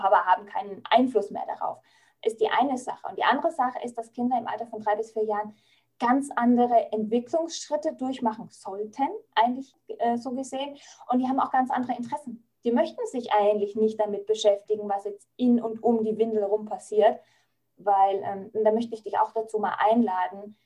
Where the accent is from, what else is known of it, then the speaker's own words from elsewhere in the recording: Franconia, Bavaria, Germany; bei uns in Franken